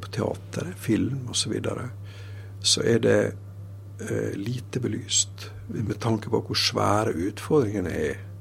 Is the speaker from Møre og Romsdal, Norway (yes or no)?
yes; Sunnmøre, Møre og Romsdal, Norway; jeg er fra Sunnmøre